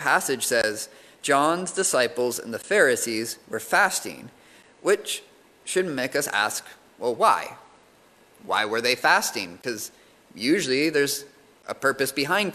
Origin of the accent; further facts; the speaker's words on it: United States; moved away as an adult; now in United Kingdom; growing up in the States